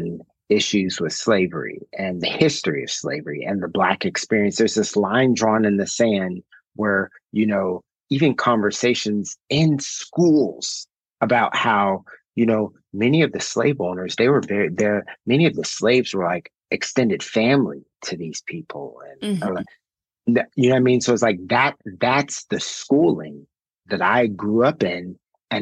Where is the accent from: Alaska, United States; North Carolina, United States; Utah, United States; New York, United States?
Alaska, United States; Anchorage; I grew up in Anchorage, Alaska, and I was schooled with that perspective